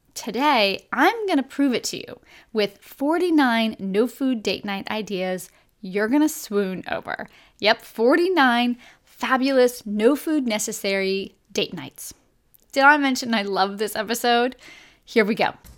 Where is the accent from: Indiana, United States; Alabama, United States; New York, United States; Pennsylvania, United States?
New York, United States; Buffalo; moved away; I grew up in Buffalo, New York